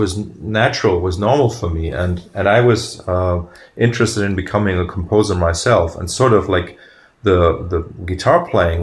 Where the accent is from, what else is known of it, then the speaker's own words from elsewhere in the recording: Germany; I come from Germany